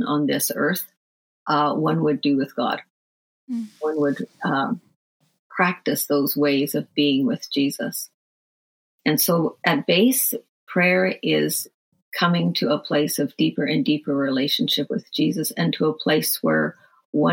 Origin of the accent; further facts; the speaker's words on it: Ireland; I'm from Ireland